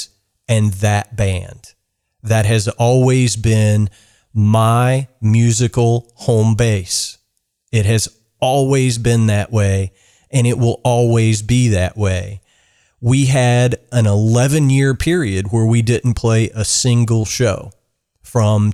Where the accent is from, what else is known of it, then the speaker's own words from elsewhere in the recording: South Central Kentucky, United States; now in Georgetown, Kentucky, United States; I grew up in South Central Kentucky on a dairy farm. My being for the first 12 years of my life was that of a farm kid